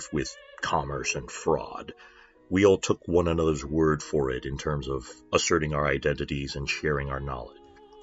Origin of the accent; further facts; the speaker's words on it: United States; I'm the token American.